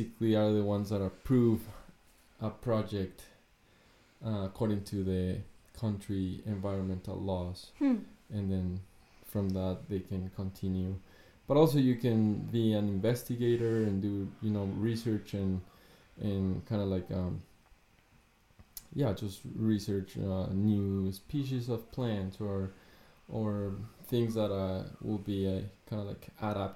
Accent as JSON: {"language": "English", "country": "Ecuador", "second_language": "English", "moved": "as an adult", "lives_now": "United States", "said": "I am from Ecuador."}